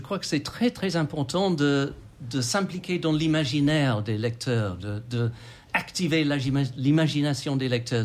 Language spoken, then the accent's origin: French; England, United Kingdom; French is a second language; moved away as an adult; also born or lived in Australia / Occitanie, France; now in France; je suis anglais d'origine